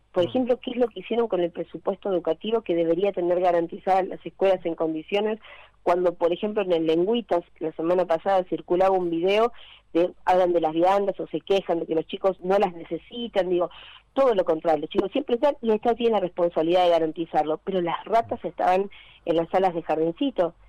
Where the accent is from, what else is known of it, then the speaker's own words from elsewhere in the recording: Buenos Aires, Argentina; yo soy del Lugano